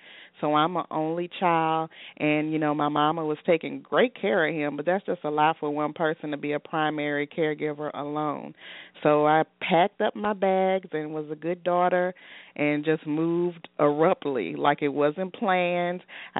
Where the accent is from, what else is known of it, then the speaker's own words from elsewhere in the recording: Baton Rouge, Louisiana, United States; moved away as an adult; also born or lived in Los Angeles, California; I'm originally from Baton Rouge, Louisiana, and I moved to Los Angeles for my career and lived in Los Angeles for 10 years, a whole decade.